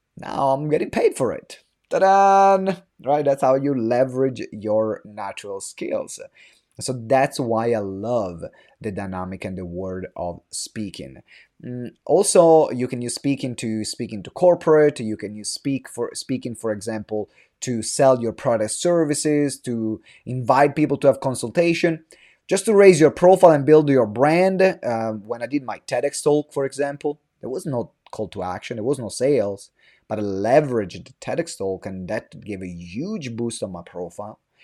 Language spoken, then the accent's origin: English; Italy; English is a second language; moved away as an adult; now in London, United Kingdom; I'm from Italy. I moved to London when I was twenty.